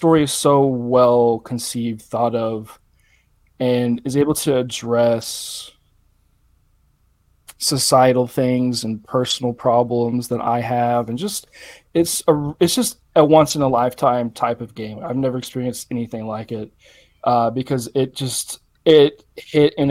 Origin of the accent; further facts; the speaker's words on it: the South, United States; I'm from the South. I'm from an area similar to this